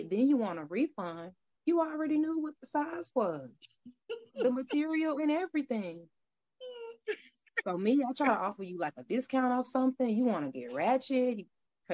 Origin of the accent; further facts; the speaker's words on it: Mississippi, United States; now in Atlanta, United States; I'm from Mississippi